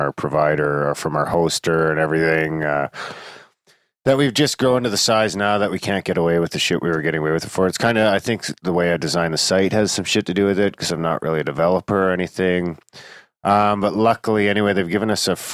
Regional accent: United Kingdom; moved away; I'm fucking British

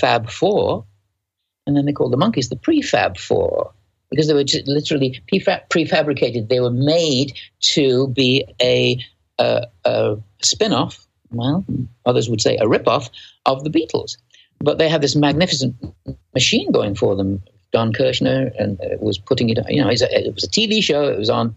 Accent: Manchester, North West England, United Kingdom; accent: Manchester; moved away; I'm from Manchester. We're both from Manchester

